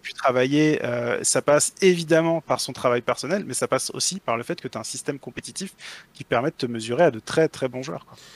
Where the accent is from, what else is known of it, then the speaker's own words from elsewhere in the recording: Brittany, France; je suis breton d'origine